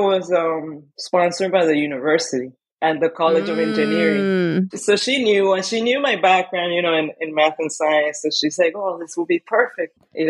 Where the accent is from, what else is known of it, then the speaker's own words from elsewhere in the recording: Miami, Florida, United States; I grew up in Miami. I did my undergrad there.